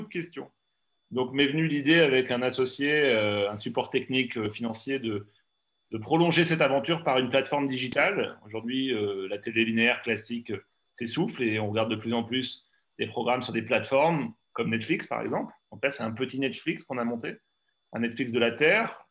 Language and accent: French; Poitou, Nouvelle-Aquitaine, France; chez moi dans le Poitou